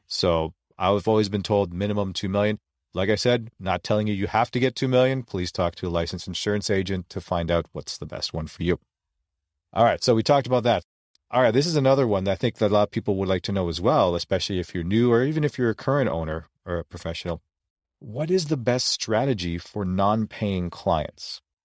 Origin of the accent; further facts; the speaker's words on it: Philippines; being Filipino, we're not very tall